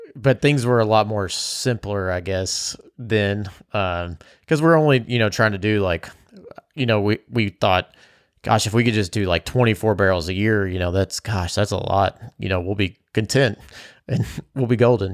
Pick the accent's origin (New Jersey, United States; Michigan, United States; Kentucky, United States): Kentucky, United States; Bardstown; I grew up in Bardstown.